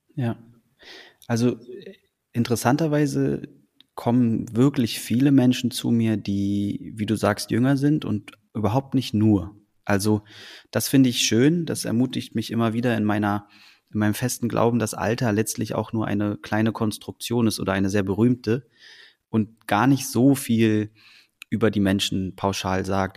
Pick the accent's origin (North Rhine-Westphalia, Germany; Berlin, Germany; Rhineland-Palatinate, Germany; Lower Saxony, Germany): Berlin, Germany; also born or lived in Copenhagen, Denmark; nicht als Däne geboren, aber als in Deutschland, in Berlin groß geworden zu sein